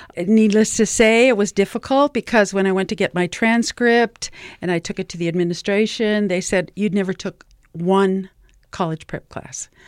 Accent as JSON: {"language": "English", "region": "New Mexico", "country": "United States", "said": "I am from New Mexico"}